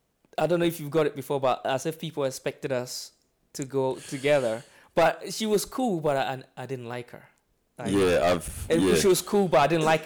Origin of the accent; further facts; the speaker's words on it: London, United Kingdom; moved away as an adult; now in Scotland; where I grew up in London, you hardly meet very rich people.